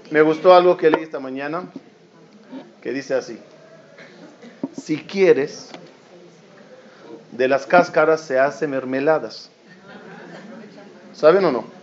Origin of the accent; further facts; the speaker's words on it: Ashdod, Southern District, Israel; Yo me acuerdo cuando éramos niños, en mi época en Ashdod no había colegio religioso, éramos el único colegio religioso.